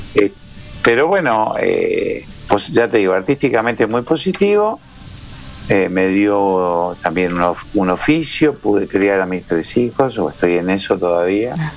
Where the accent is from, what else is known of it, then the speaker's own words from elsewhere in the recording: Montevideo, Uruguay; moved away as an adult; also born or lived in Buenos Aires, Argentina; soy montevideano, y un montevideano artista